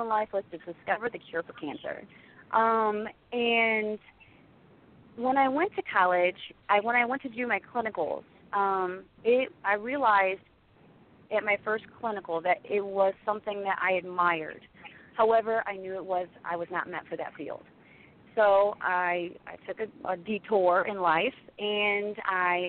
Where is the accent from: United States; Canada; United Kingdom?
United States; Monroeville, Ohio; I'm from Ohio